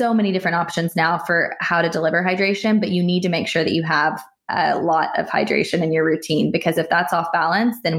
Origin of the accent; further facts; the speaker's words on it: United States; I'm American